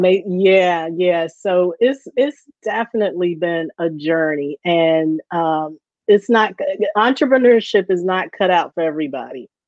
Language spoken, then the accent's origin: English; Baltimore, Maryland, United States; moved away as an adult; now in Philadelphia, United States; I grew up uh, in Baltimore, um, born and raised in Baltimore, and then I went off to college, and I moved to Philly